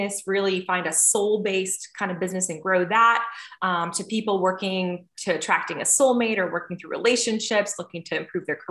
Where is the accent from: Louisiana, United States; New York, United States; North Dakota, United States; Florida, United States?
North Dakota, United States; now in Atlanta, United States; I live in Atlanta, Georgia, and I'm originally from North Dakota, a very small town